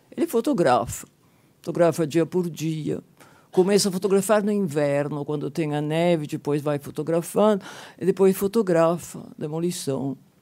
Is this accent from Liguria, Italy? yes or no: yes; Genoa, Liguria, Italy; moved away; E aí chego a Gênova, minha cidade natal, 1970, 73